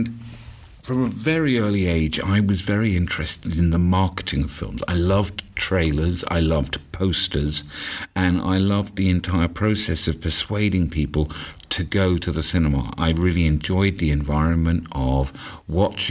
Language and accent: English; London, United Kingdom; I'm from London, England